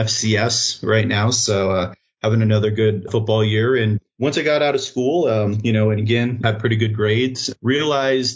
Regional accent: Kodiak, Alaska, United States; moved away; I grew up, I was born up in Kodiak Island

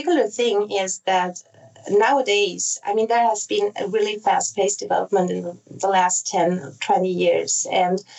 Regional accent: Basel, Basel-Stadt, Switzerland; first language Italian and German; English is a second language; also born or lived in Zurich, Switzerland; I was born in Switzerland and grew up here first in Basel, and then I moved to Zurich

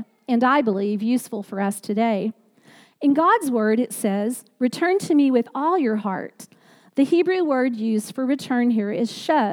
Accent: Katy, Texas, United States; moved away; When I was growing up in Katy, Texas, Friday night football was a big deal

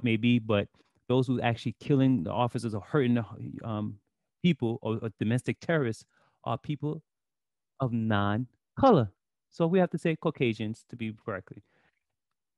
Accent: New York City, New York, United States; I know how the streets are because I grew up in Brooklyn

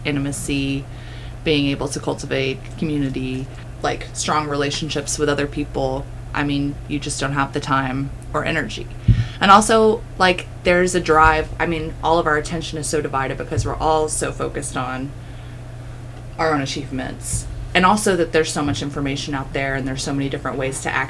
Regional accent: United States; we, like, act as Americans

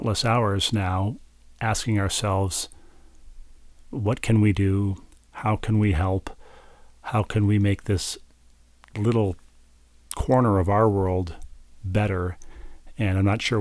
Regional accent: Minnesota, United States; moved away; my home state in Minnesota

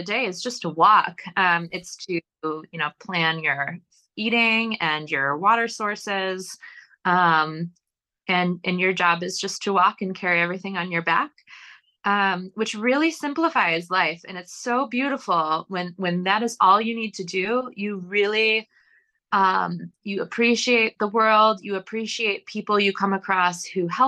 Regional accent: New York, United States; moved away; I grew up in New York State and that's where I lived at the time.

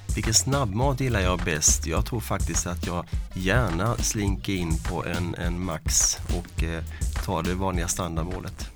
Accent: Ljungby, Kronoberg County, Sweden; Jag kommer från Ljungby, Småland.

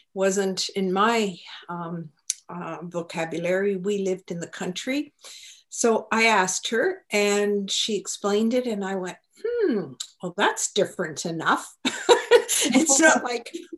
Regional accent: Halifax, Nova Scotia, Canada; I'm an East Coaster. I was born in Halifax

